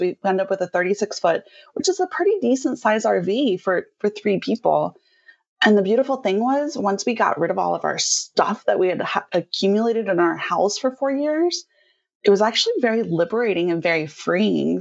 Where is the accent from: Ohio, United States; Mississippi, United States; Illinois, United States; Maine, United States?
Ohio, United States; Cincinnati; moved away as an adult; also born or lived in Portland; now in Maui, United States; we're actually from the Midwest, so Cincinnati, Ohio area is where we're originally from